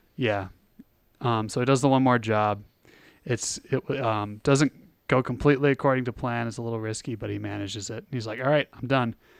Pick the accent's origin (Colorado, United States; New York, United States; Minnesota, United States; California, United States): Minnesota, United States; hometown with an M State campus; I used to drive past the, their campus in my hometown